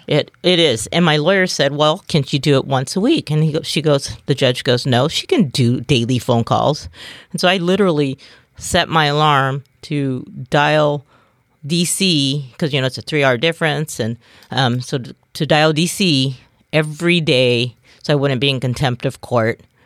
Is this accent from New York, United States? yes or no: no; Bremerton, Washington, United States; I was born and raised in Kitsap County, um, born and raised in Bremerton.